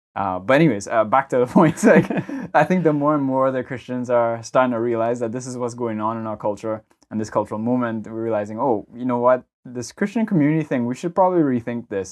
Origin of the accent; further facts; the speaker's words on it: Trinidad & Tobago; moved away; growing up in Trinidad